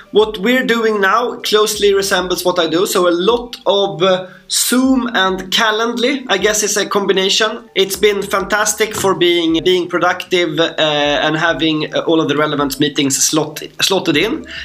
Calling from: Stockholm, Stockholm County, Sweden; Uh, I'm from Stockholm. I have uh, lots of snow outside my window as well, so it's very nice.

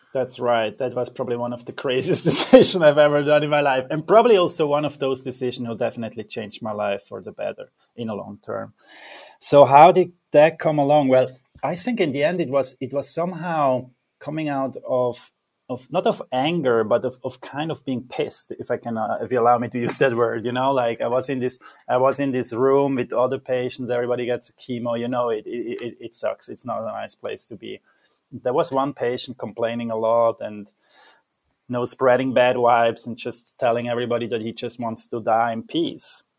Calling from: Zurich, Switzerland; I'm calling from Zurich, Switzerland

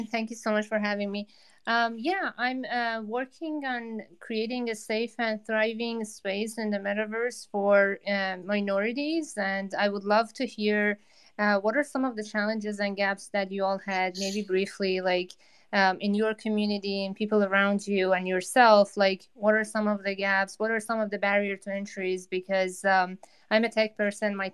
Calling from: New York, United States; i'm in new york

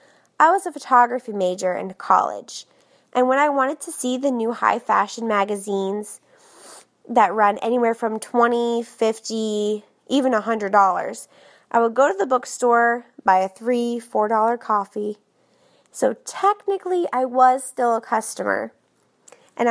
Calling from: Orlando, Florida, United States; I'm from Orlando, Florida.

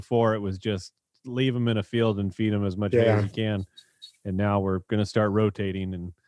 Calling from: Rio Vista, California, United States; So I'm coming here from Rio Vista, Solano County, California.

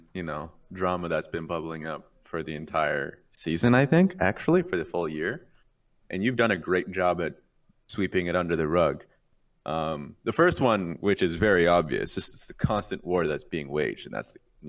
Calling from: Los Angeles, California, United States; I'm calling from Los Angeles, California.

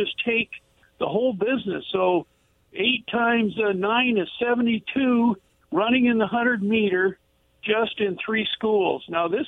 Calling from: Kennewick, Washington, United States; Well, this is … from Kennewick, and you know, things are just getting too expensive.

